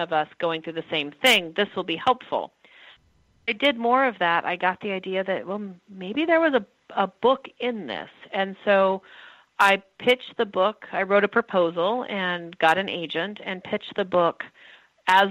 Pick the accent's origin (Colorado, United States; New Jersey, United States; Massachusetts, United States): Colorado, United States; moved away as an adult; also born or lived in Brooklyn, New York; now in Detroit, United States; I'm from Colorado